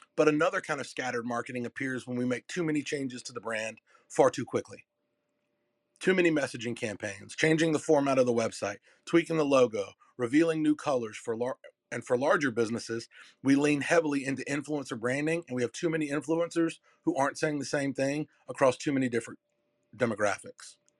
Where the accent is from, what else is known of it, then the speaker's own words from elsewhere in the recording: Durham, North Carolina, United States; I'm from Durham, North Carolina. It's my hometown. And I was I was born in the not so so good parts